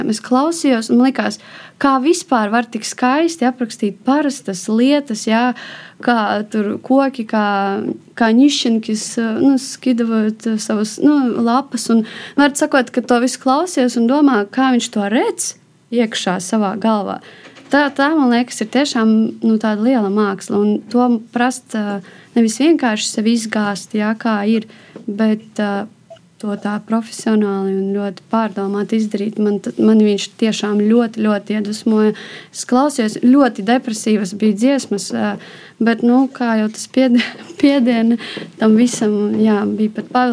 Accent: Latvia; first language Russian; Latvian is a second language; Nu, krievu valoda ir mana dzimtā valoda, bet mācījos es jau kopš bērnu dārza latviešu plūsmā. Līdz ar to es domāju abās valodās

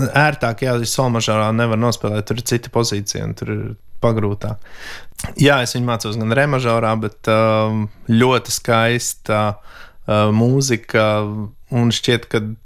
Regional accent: Latvia; es esmu no Latvijas.

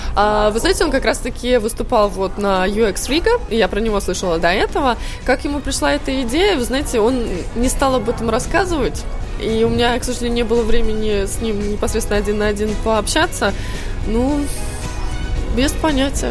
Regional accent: Tallinn, Harju County, Estonia; moved away as an adult; also born or lived in Cambridge, England / Sweden / Berlin, Germany; я сама из Таллина, но я 4 года жила в э, Англии, в Кембридже. После этого год в Швеции

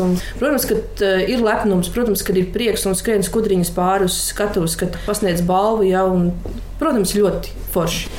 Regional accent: Latvia; also born or lived in Mārupe Municipality; Mēs lepojamies ar to, ka esam latvieši

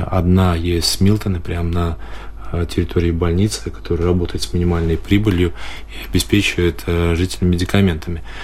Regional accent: Daugavpils, Latgale, Latvia; я сам из Даугупилса очень долгое время и живу, и родители

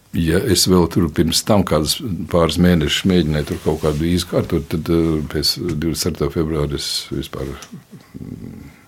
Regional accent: Latvia; es esmu tāds pats latviečs.

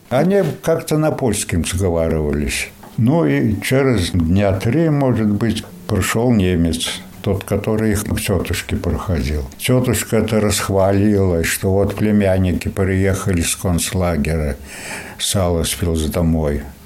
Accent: Zilupe, Latgale, Latvia; also born or lived in Sebezh, Russia; Я же прописан, говорю, житель Латвии

